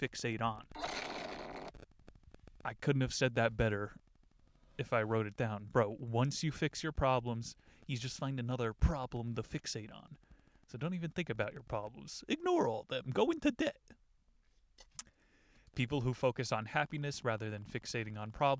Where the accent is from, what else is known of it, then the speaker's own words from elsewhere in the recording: New Jersey, United States; growing up in New Jersey